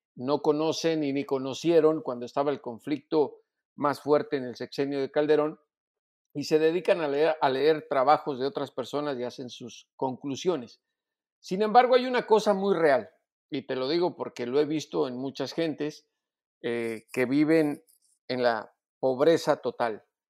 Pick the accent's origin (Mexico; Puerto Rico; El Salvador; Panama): Mexico